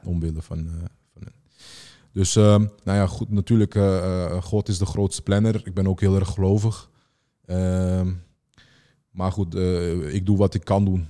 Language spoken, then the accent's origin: Dutch; Amsterdam, North Holland, Netherlands; ik ben eigenlijk eh, geboren in Amsterdam Noord.